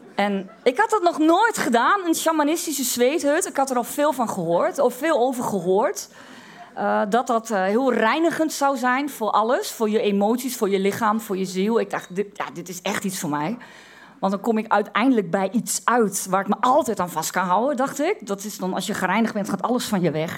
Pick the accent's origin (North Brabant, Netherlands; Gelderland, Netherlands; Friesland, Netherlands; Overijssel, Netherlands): Overijssel, Netherlands; Twente; ik uit Twente kom